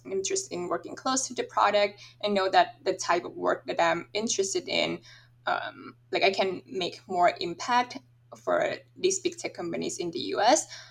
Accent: Thailand; moved away as an adult; also born or lived in Michigan, United States; I'm originally from Thailand

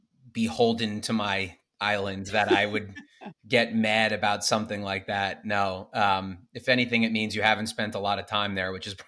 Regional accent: Smithtown, New York, United States; I'm from Smithtown, New York.

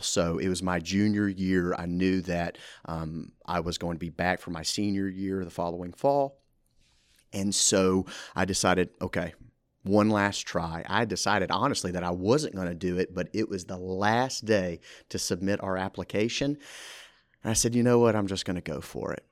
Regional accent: Brandon, Mississippi, United States; moved away as an adult; now in Ruston, United States; I'm originally from Brandon, Mississippi. I was born and raised there

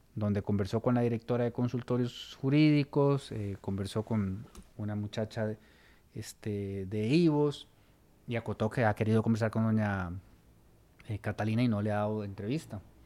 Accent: Costa Rica; como costarricenses

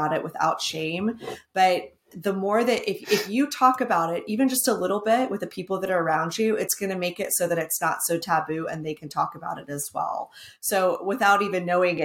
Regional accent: Texas, United States; I'm from Texas

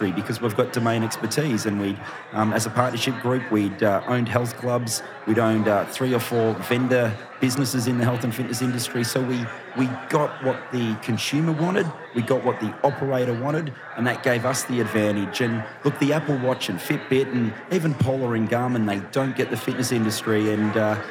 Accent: Australia; I'm from Australia

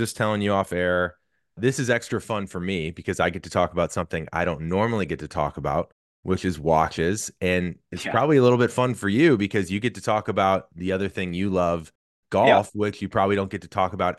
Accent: St. Louis, Missouri, United States; I'm from St. Louis.

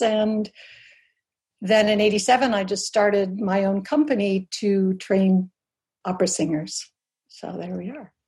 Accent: Albuquerque, New Mexico, United States; I grew up in New Mexico in an adobe house with pet burros and on the on the mesa outside of Albuquerque

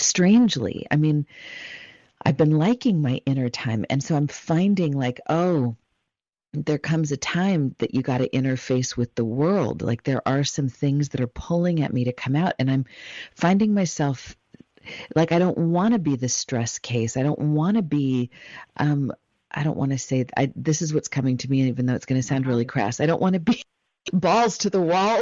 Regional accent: Los Angeles, California, United States; I was born in Los Angeles, California

